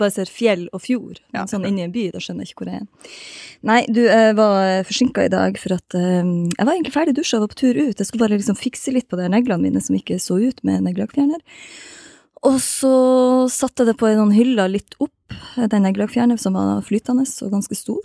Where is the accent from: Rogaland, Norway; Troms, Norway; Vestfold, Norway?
Troms, Norway; Balsfjord; jeg er fra Balsfjord